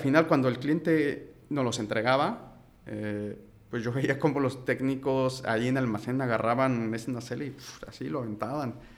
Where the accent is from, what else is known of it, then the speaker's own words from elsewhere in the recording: Mexico City, Mexico; soy de la Ciudad de México